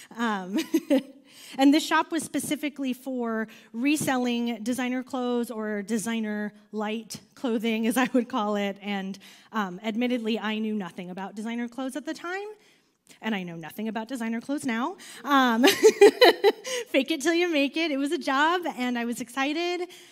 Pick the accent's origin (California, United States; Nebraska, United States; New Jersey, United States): California, United States; just outside of Los Angeles; moved away; I grew up just outside of Los Angeles